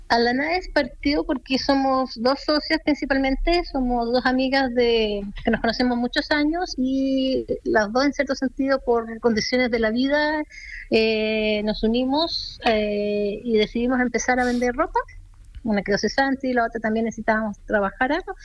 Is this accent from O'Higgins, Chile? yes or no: no; Santiago, Santiago Metropolitan Region, Chile; somos de Santiago. Y nuestro taller está en Vitacura